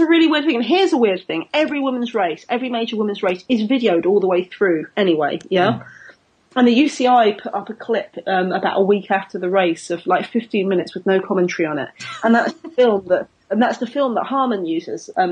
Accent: United Kingdom; I'm British

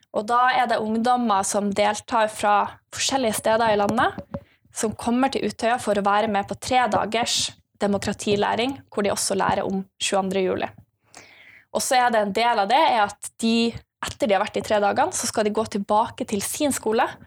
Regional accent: Bodø, Nordland, Norway; jeg kommer fra Bodø. Uh, en av de fineste byene oppe i nord

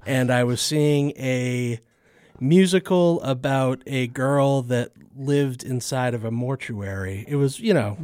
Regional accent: Massachusetts, United States; I grew up in Massachusetts

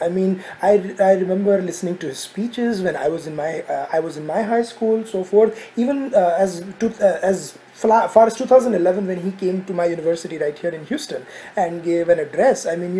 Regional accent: Ahmedabad, Gujarat, India; I was born and raised in Ahmedabad

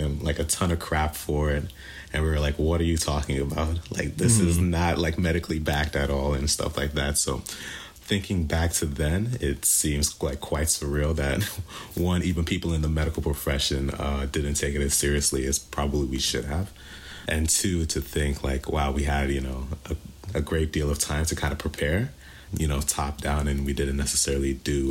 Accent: Houston, Texas, United States; moved away as an adult; also born or lived in Nigeria; now in New York, United States; I grew up in Houston, Texas, pretty much the bulk of my life

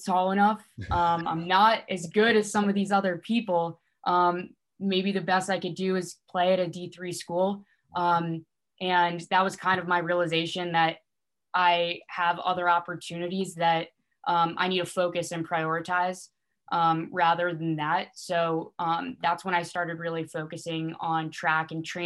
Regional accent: New Jersey, United States; moved away as an adult; now in Virginia, United States; I'm originally from New Jersey

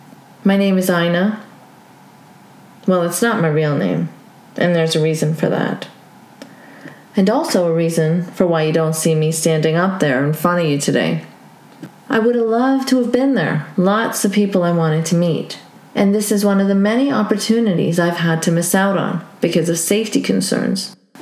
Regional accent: Saudi Arabia; colors my views on religion is having grown up in an Islamic theocracy, Saudi Arabia. I grew up there as a Pakistani expat and lived in a compound for foreigners.

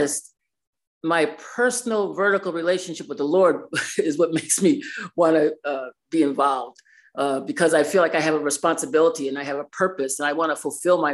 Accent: New York City, New York, United States; now in Binghamton, United States; I was raised in New York City, but we lived in Binghamton.

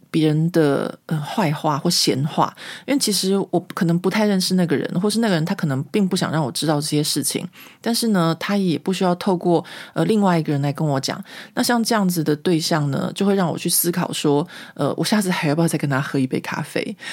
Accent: Taiwan; now in France; 我们台湾人

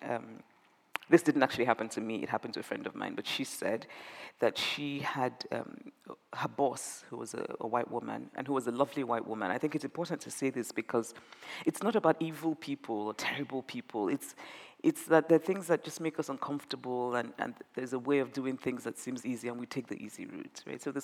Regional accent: Nigeria; moved away as an adult; I grew up in Nigeria

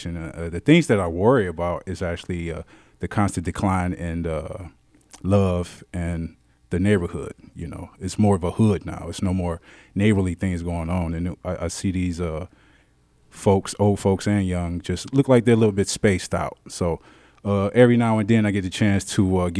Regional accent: Detroit, Michigan, United States; I'm a Detroiter to the heart, born and raised. I come from the West Side

